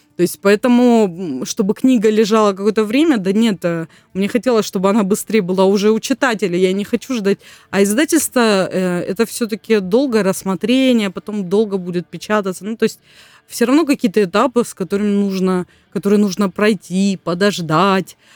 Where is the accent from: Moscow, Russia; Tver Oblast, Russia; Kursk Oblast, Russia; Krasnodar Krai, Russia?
Krasnodar Krai, Russia; Gelendzhik; я сама родом из Геленджика